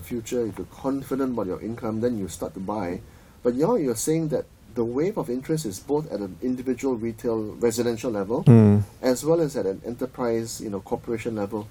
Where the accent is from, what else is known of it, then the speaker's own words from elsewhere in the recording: Penang, Malaysia; I'm from Penang, right? And my father, who was a lawyer, used to do some work for the late great Lo Bun Siew, Tan Sri Lo Bun Siew.